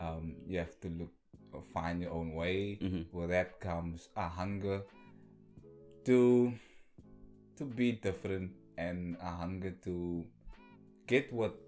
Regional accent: Cape Town, Western Cape, South Africa; I was born and raised in Hanover Park. And you know, the lights is dim where we come from. It's survival of the fittest.

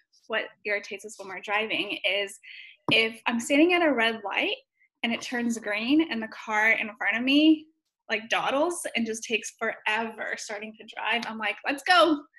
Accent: Ukraine; now in Nashville, United States; I'm originally from Ukraine, but been in Nashville for 20 plus years.

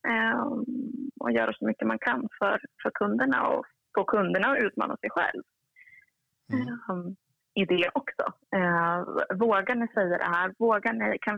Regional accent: Kiruna, Norrbotten County, Sweden; also born or lived in Uppsala; now in Stockholm, Sweden; lite smålandspåbrå och halvnorsk och född och uppväxt i Kiruna

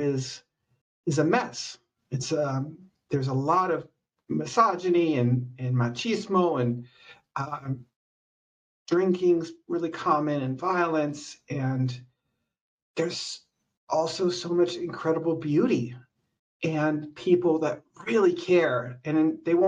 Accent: San Luis Obispo County, California, United States; I'm from San Luis Obispo County originally

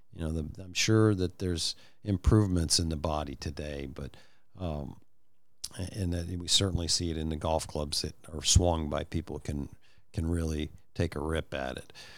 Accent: Midwest, United States; moved away as an adult; also born or lived in Bowling Green; I was from the Midwest

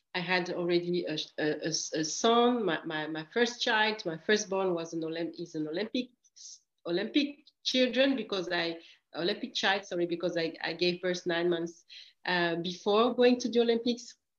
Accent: Grand Est, France; also born or lived in Equatorial Guinea; I come from a very beautiful country come, uh, in Africa, which is Equatorial Guinea. And when I was three years ago, I moved to France

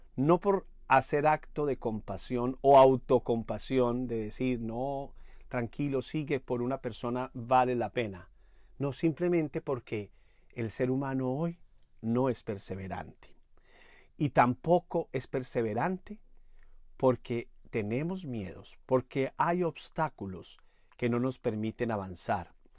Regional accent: Manizales, Caldas, Colombia; allá en Manizales, mi ciudad natal

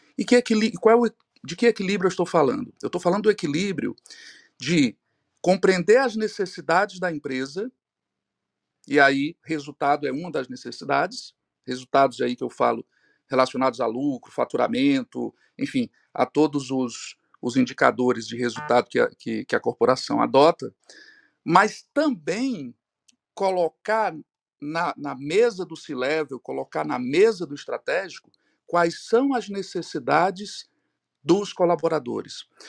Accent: Ceará, Brazil; aqui em Fortaleza, eu sou aqui do Ceará

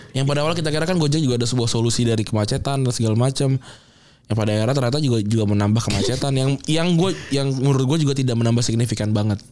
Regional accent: Jakarta, Indonesia; kita sebagai orang Jakarta

